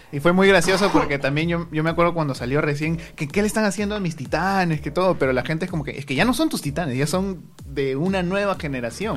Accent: Lima, Peru; somos de, de Perú, de Lima

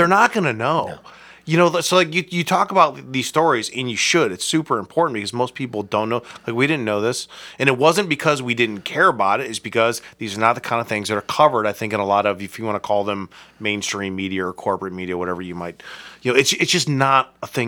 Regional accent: Akron, Ohio, United States; I am from Akron.

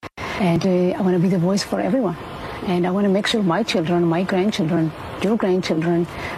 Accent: Israel; English is a second language; also born or lived in Ethiopia; I was born in Ethiopia. grew up in Israel when I was 12 years old, with the civil war that took place in 1991.

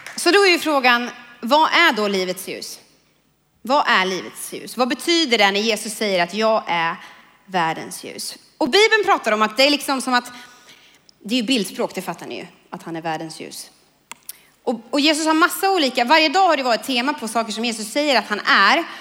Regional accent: Kumla, Örebro County, Sweden; jag kommer från Kumla

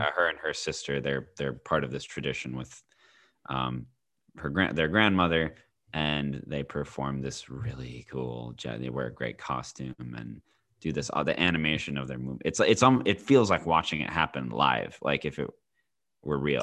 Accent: United States; as an American

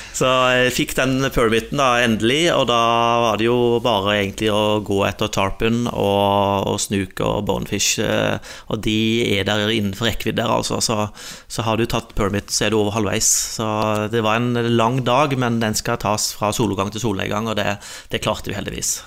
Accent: Innlandet, Norway; jeg er oppvokst i Innlandet delvis.

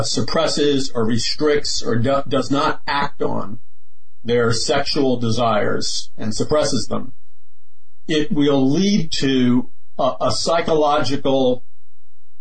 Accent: New York City, New York, United States; I was raised in Queens, Jackson Heights, Queens

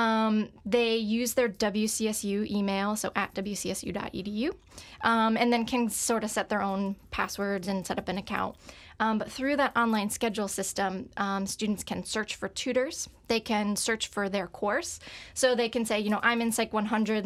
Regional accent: Bridgewater, Connecticut, United States; moved away; I'm from Connecticut, um, born and raised in a town called Bridgewater.

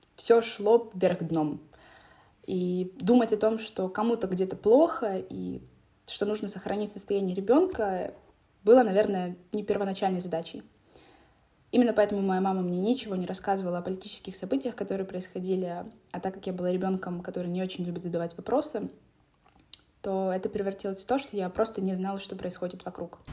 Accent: Donetsk, Donetsk Oblast, Ukraine; moved away as an adult; я родилась в Донецке и жила там до 2019 года.

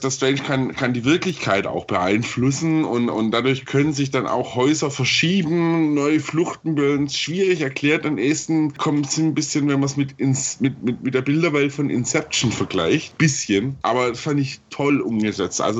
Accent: Stuttgart, Baden-Württemberg, Germany; Ich, ich komme ja ursprünglich aus Stuttgart

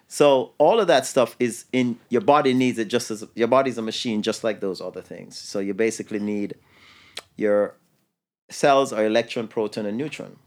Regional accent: New York City, New York, United States; I grew up in New York City

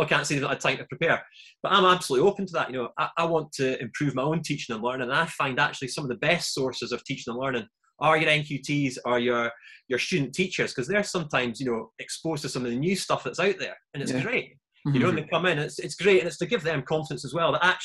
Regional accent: Scotland, United Kingdom; moved away as an adult; now in England; a Scottish guy

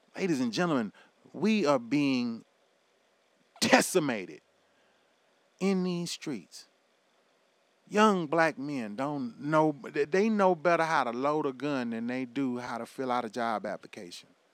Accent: United States; as American citizens

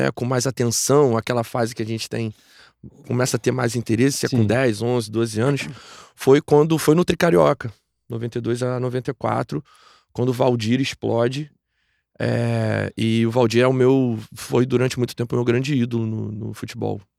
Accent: Nilópolis, Rio de Janeiro, Brazil; Eu sou de Nilópolis, de Nilópolis. É, exatamente. Nascido e criado lá, morei lá a minha vida quase toda, saí de lá há pouco tempo.

